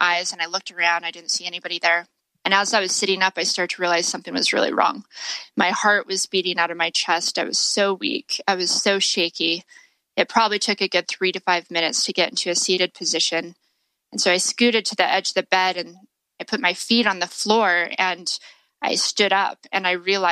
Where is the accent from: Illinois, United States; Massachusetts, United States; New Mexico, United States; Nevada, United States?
Nevada, United States; Las Vegas; I grew up in Las Vegas